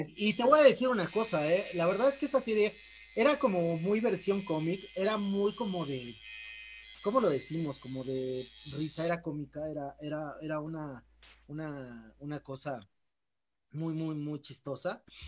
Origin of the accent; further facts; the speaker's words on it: Mexico; soy el primer mexicano